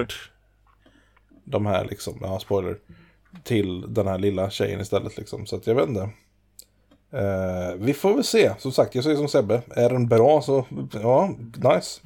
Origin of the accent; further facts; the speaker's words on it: Vårgårda, Västra Götaland, Sweden; jag kommer från Vårgårda